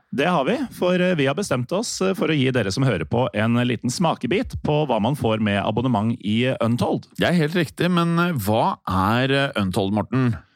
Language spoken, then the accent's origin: Norwegian; Norway